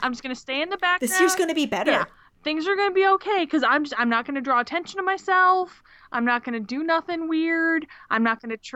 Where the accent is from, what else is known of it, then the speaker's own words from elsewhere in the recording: Australia; from Australia.